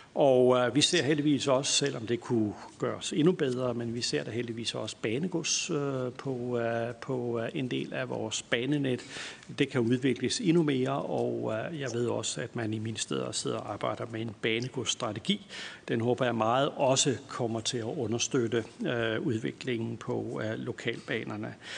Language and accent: Danish; Lolland, Zealand, Denmark; jeg er fra Lolland og også har haft en barndom med lokalbanen